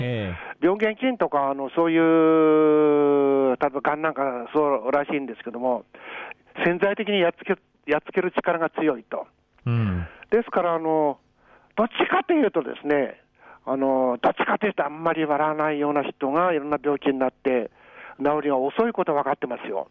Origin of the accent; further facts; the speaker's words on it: Fukushima, Japan; also born or lived in Nerima, Tokyo; now in Tokyo, Japan; 福島県生まれの男が生活してるわけですけども、えー、やっぱり福島県生まれって経験がですね、えー、暑かろうと寒かろうとびくともしないという点では、えー、非常にこのいい育ち方させてもらったなって、あの土地に感謝しております